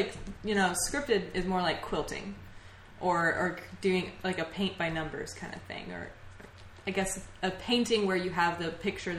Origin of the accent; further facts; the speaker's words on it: Tennessee, United States; moved away as an adult; Yeah, I'm from Tennessee